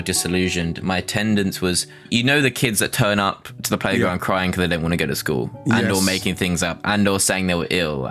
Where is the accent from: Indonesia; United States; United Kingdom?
United Kingdom; London; Growing up in Dulwich, I went to a local primary school.